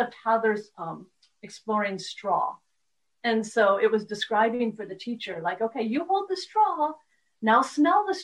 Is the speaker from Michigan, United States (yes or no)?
yes; Detroit, Michigan, United States; I'm from Detroit